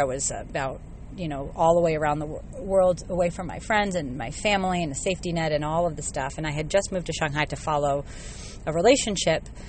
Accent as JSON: {"language": "English", "country": "United States", "tie": "born or raised there", "also_born_or_lived": "China", "moved": "as an adult", "said": "growing up in the States"}